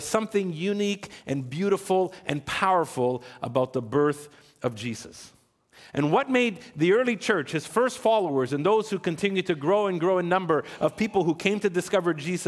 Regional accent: Ontario, Canada; now in Quebec, Canada; I was born in Ontario.

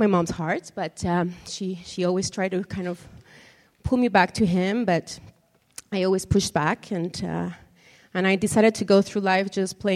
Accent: Mexico; moved away; I'm originally from Mexico, born and raised there

